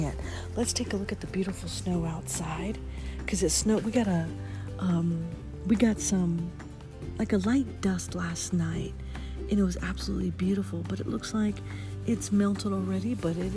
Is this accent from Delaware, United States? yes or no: no; California, United States; moved away; I am from California. That is my home sweet home.